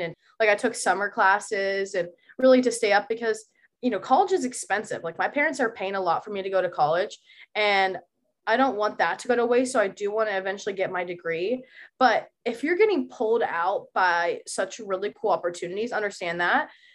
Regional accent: Columbus, Ohio, United States; now in Boston, United States; I am from Columbus, Ohio, and I promise you, it's way more than just farmland

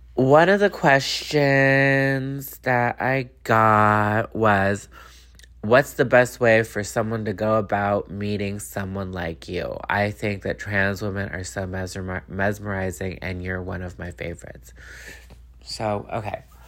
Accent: Los Angeles, California, United States; I'm from Los Angeles

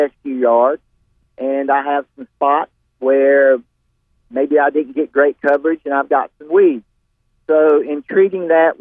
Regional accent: Nashville, North Carolina, United States; now in Clayton, United States; born and raised in Nashville

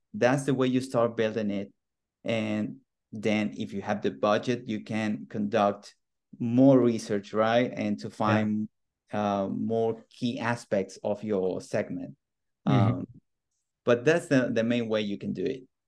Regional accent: Argentina; moved away; I'm originally from Argentina.

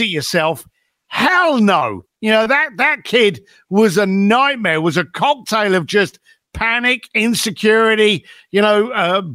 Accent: London, United Kingdom; also born or lived in Reading; I was born just outside London, a place called Reading, famous for Queen Victoria being born there. And then I was raised up in East London.

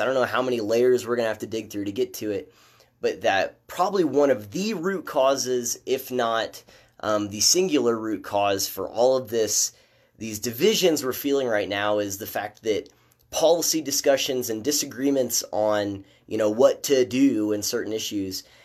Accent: Midwest, United States; moved away; I'm from the Midwest

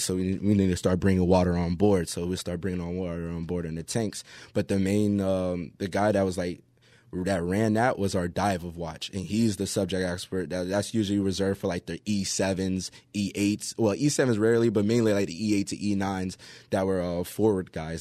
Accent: Pompano Beach, Florida, United States; moved away; also born or lived in Hawaii; I'm from, uh, Pompano Beach

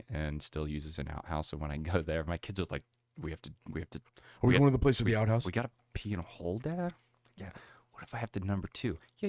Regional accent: Meadville, Pennsylvania, United States; I grew up in Meadville, Pennsylvania area. It's called Tool City, USA.

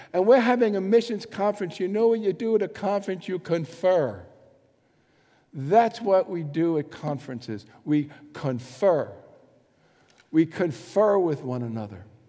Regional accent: New York City, New York, United States; moved away as an adult; also born or lived in Bronx; I grew up in Manhattan, and uh, through all the trouble, so 28 years or something, 27 years in Manhattan

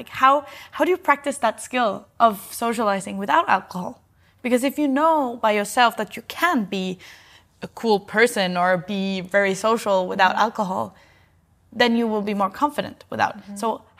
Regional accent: Norway; now in Copenhagen, Denmark; I'm from Norway and live in Copenhagen

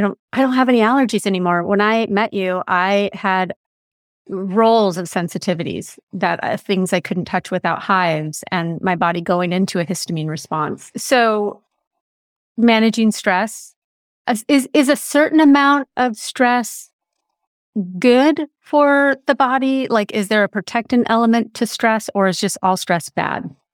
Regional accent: California, United States; I am being a Californian and raised a Californian

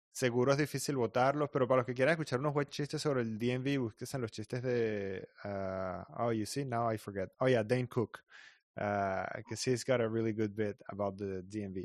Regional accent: Venezuela; moved away as an adult; cuando uno está creciendo en Venezuela

